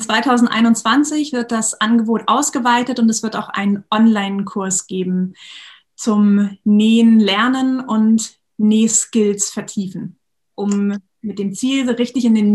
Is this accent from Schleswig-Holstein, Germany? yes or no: yes; Schleswig-Holstein, Germany; also born or lived in Bad Bederkesa; ganz tollen Schule in Bad Bederkesa gearbeitet für viele Jahre und bin jetzt aber wieder zurück in meiner Heimat Schleswig-Holstein.